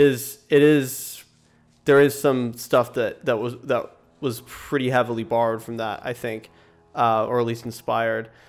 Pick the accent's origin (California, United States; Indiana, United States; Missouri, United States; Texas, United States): California, United States; small town north of Los Angeles; Mike and I are both from there. It's a, a small town, about an hour and a half north of Los Angeles